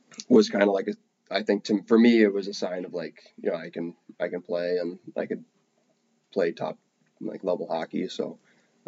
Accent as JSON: {"language": "English", "region": "New Jersey", "country": "United States", "tie": "born or raised there", "also_born_or_lived": "Danville, California", "said": "club hockey growing up in Jersey"}